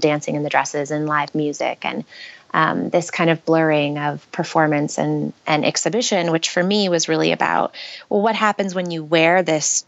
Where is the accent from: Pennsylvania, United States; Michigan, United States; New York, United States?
New York, United States; Western; moved away as an adult; also born or lived in San Francisco, United States / Brooklyn, United States / Oakland, United States; now in New York, United States; We're both from Western New York. And so I had grown up there and gone to college there